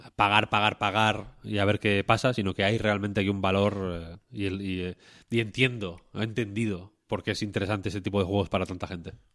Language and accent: Spanish; Spain